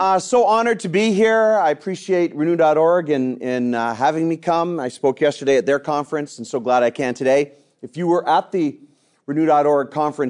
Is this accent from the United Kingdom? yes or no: no; Canada; I'm an evangelist from Canada. I've led several different churches across Canada in the denomination that I belong to.